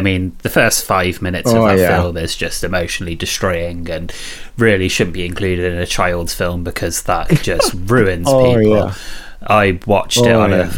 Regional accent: Coventry, West Midlands, United Kingdom; my hometown of Coventry

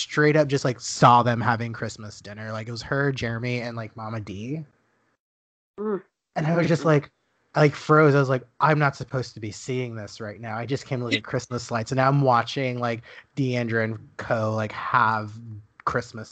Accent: Dallas, Texas, United States; moved away; Dallas is my hometown.

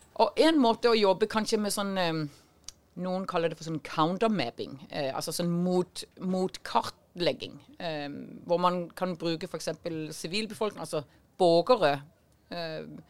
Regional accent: Denmark; accent: Danish; now in Norway; Jeg er dansk, som du hører

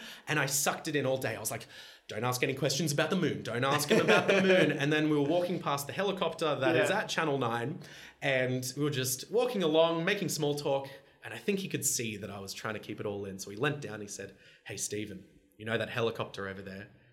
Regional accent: Australia; also born or lived in Los Angeles, United States; I'm an Aussie

